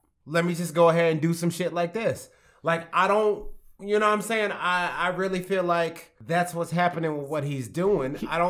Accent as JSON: {"language": "English", "region": "the South", "country": "United States", "said": "I'm from the South."}